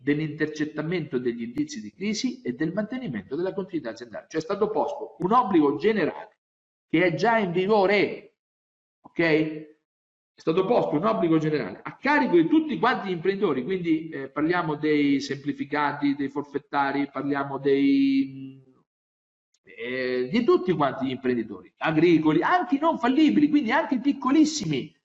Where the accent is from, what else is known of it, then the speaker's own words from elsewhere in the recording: Grottazzolina, Marche, Italy; Al mio paese, a Grotta Zolina, io nel 1970, io avevo 7 anni